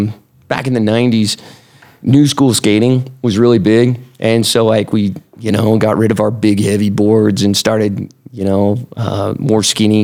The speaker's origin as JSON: {"language": "English", "town": "West Valley City", "region": "Utah", "country": "United States", "tie": "born or raised there", "said": "I grew up in West Valley."}